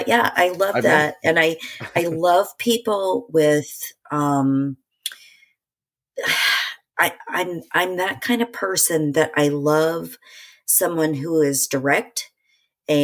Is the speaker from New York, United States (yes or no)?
no; Indiana, United States; I grew up in Indiana